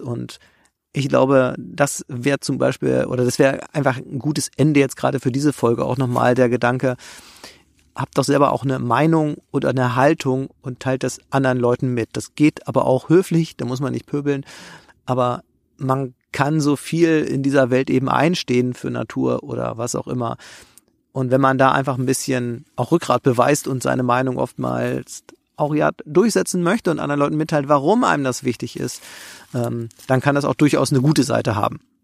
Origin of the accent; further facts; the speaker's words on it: Germany; ich komme ja aus dem Harz